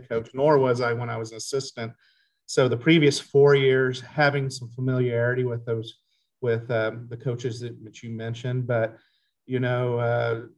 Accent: Tulsa, Oklahoma, United States; also born or lived in Montana; now in Ames, United States; I'm from the Tulsa area

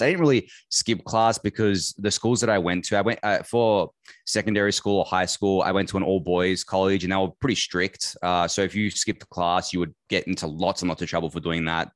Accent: Melbourne, Victoria, Australia; I've been in Melbourne my entire life. I was born here, raised here, lived here

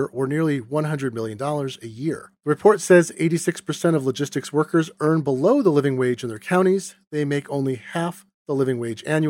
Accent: Seattle, Washington, United States; my hometown of Seattle

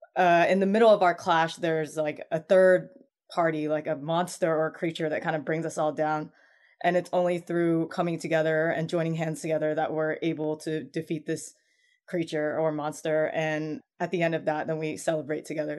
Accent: United States; as an American-born Chinese

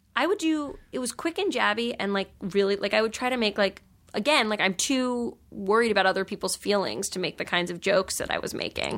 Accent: New York, United States; I grew up in New York

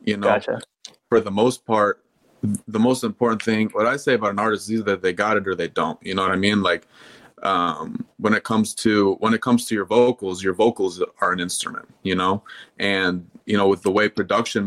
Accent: Louisville, Kentucky, United States; also born or lived in Michigan; now in Atlanta, United States; We're from Louisville, Kentucky

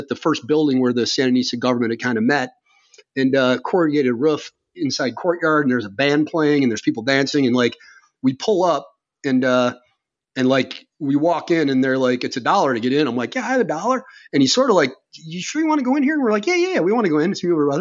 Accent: Chicago, Illinois, United States; I'm American from Chicago

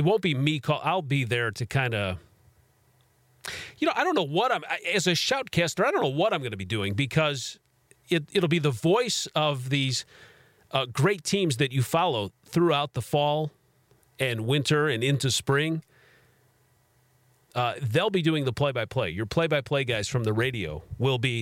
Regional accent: Chicago, Illinois, United States; moved away as an adult; now in Kansas City area, United States; I'm originally from Chicago. I live closer to Kansas City. Half my life now, I've been closer to Kansas City than Chicago

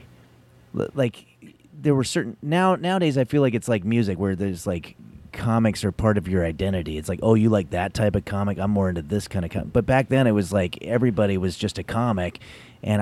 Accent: Glendale, United States; I grew up in Glendale

